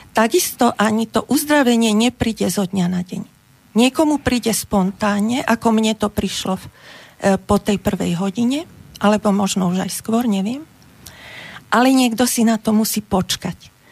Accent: Bratislava, Bratislava Region, Slovakia; ja som z Bratislavy

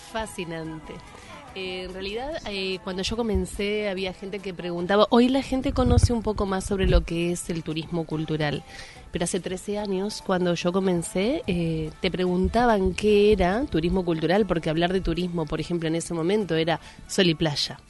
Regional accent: Argentina; como argentinos

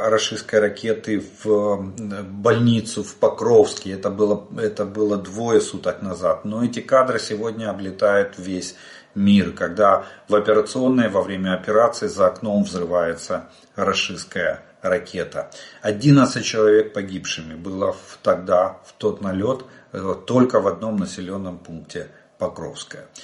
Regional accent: Ukraine; Добрый день, мы из Украины.

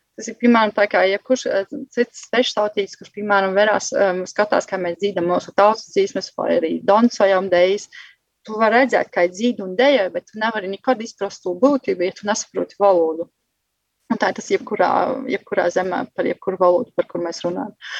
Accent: Vecmokas, Latgale, Latvia; moved away as an adult; also born or lived in Galēni; now in Germany; es nāku no Vudsmaižas

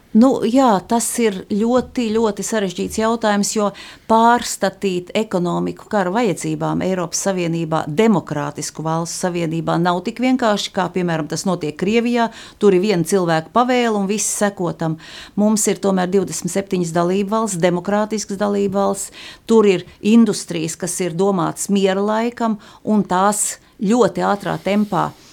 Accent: Latvia; tā ir mana dzimtene

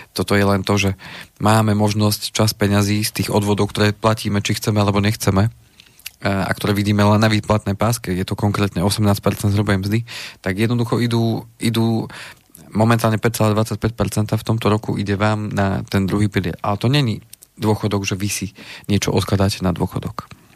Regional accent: Slovenská Ľupča, Banská Bystrica Region, Slovakia; boli slovenské Lubči byty, tam odkiaľ pochádzam

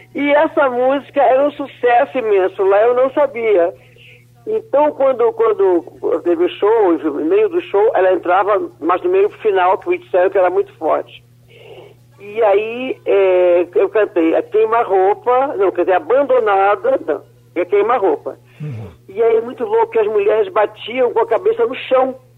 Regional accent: Brazil; also born or lived in São Paulo; Eu, eu sou brasileira

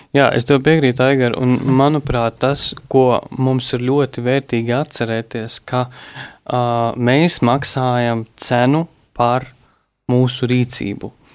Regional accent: Latvia; mēs esam latvieši, kuri visu, visu pacieši

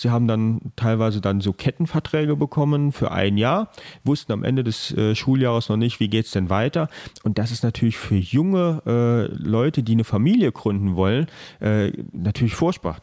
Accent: Rhineland-Palatinate, Germany; bei uns in Rheinland-Pfalz

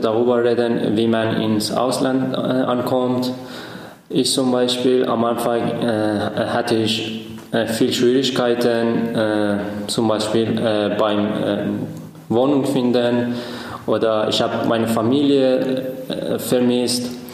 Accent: Iran; German is a second language; moved away as an adult; now in Dresden, Germany; ich bin äh, Student hier, ich komme aus dem Iran

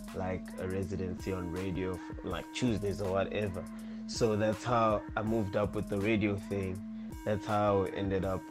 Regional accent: Manzini, Eswatini; moved away as an adult; originally from Manzini, Swaziland. I'm originally from Manzini Extension 7

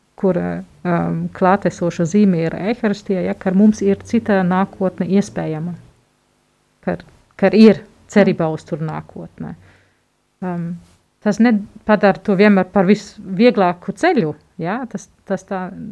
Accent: Germany; moved away; Esmu vāciete.

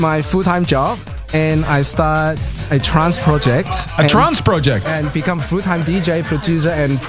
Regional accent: Hong Kong; I'm from Hong Kong.

